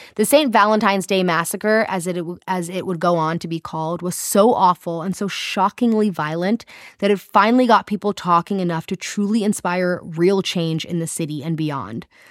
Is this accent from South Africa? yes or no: yes; South Africa; accent: South African; I can only do a South African accent because it's my own